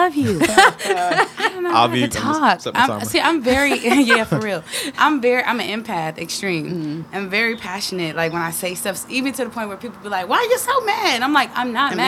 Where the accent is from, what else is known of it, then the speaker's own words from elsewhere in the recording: Detroit, Michigan, United States; also born or lived in North Carolina; now in Atlanta, United States; I'm from Detroit